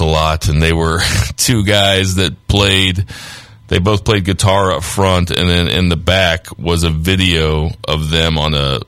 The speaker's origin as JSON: {"language": "English", "town": "St. Charles", "region": "Missouri", "country": "United States", "tie": "born or raised there", "moved": "as an adult", "lives_now": "St. Louis, United States", "said": "I grew up in St. Charles. My parents still live out there"}